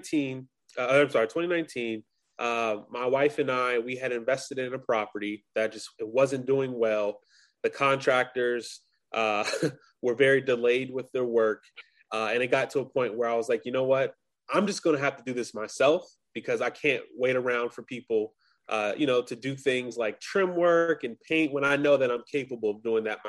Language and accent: English; Long Beach, California, United States; moved away as an adult; also born or lived in Grambling, Louisiana; now in Boston, United States; I'm originally from Los Angeles, California, Long Beach to be exact.